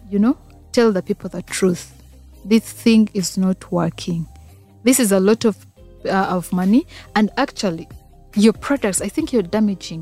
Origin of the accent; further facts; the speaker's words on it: Masindi, Western Region, Uganda; also born or lived in Fort Portal; I'm a Ugandan. Mm-hmm. I'm a Mtora by tribe